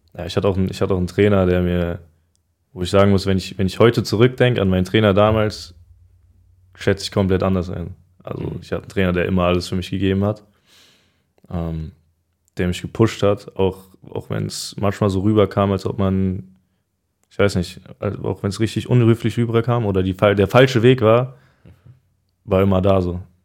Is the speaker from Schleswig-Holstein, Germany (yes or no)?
no; Frankfurt, Hesse, Germany; ich bin ja in Frankfurt auch groß geworden. Also ich kenne mich hier aus und ist für mich, ist für mich immer noch Heimat.